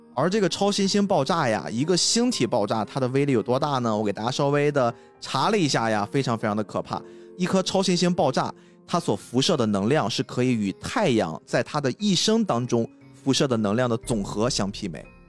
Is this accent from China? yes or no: yes; China; 我们中国人